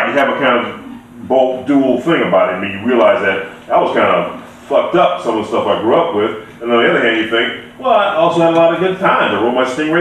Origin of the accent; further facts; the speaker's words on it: Los Angeles, California, United States; I grew up in South Central.